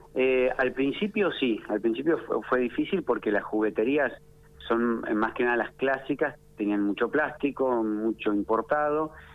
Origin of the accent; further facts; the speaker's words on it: Ataliba Roca, La Pampa, Argentina; moved away; also born or lived in Bariloche; yo soy de Ataliba Roca